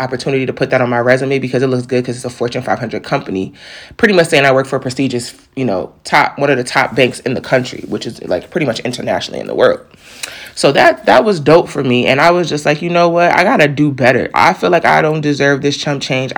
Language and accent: English; New York, United States; moved away as an adult; now in Delaware, United States; I'm from New York